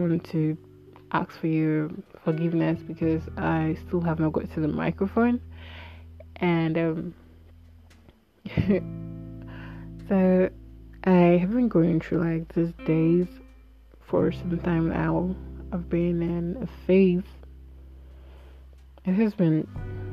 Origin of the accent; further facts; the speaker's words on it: Igbo, Igboland, Nigeria; So I'm Nigerian, an Igbo girl.